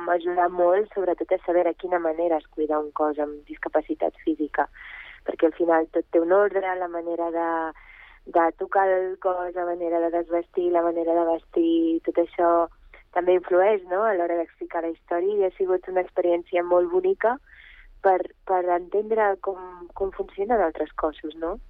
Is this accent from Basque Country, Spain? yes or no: no; Catalonia, Spain; also born or lived in Bulgaria; jo vaig néixer a Bulgària, vaig immigrar a, aquí a Catalunya quan era molt petita amb els meus pares